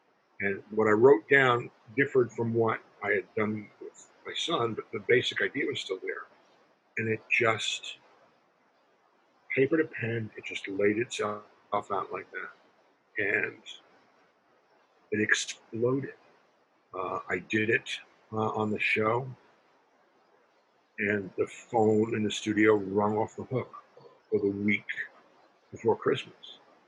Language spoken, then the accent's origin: English; Brooklyn, New York, United States; I said, I'm from Brooklyn. I write for the part.